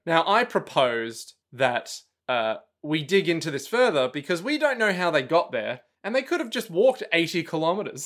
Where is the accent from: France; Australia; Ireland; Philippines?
Australia; I'm from Australia